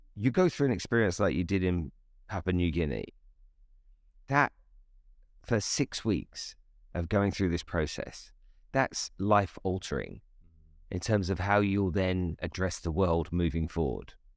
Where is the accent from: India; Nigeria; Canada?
Nigeria; I grew up in Nigeria in West Africa